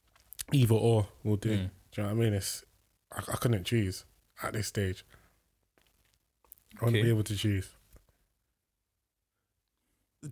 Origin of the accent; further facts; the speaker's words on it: London, United Kingdom; growing up in South London